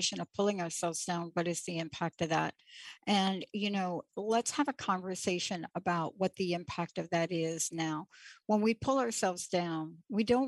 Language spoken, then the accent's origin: English; New York, United States; born or raised there